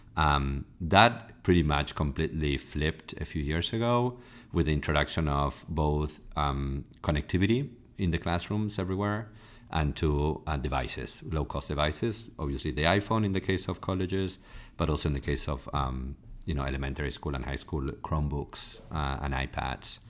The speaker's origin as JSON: {"language": "English", "country": "Argentina", "moved": "as an adult", "lives_now": "United States", "said": "I'm originally from Argentina"}